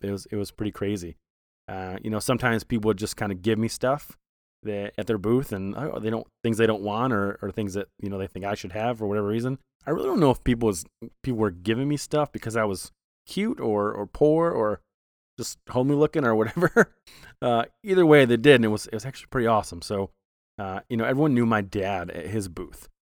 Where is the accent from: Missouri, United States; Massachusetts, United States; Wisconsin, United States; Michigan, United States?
Michigan, United States; Flint; moved away; I was born in Flint